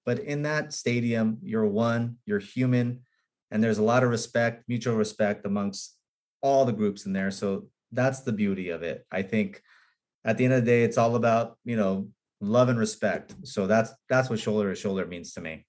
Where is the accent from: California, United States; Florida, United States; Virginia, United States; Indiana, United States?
California, United States; Los Angeles; I was born in in Hollywood. I grew up on Beechwood, right near the Hollywood sign